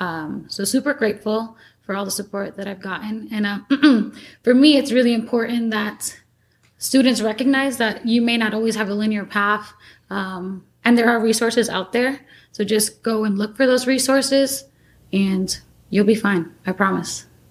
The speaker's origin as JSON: {"language": "English", "town": "New York City", "region": "New York", "country": "United States", "tie": "born or raised there", "said": "I was born and raised in New York City"}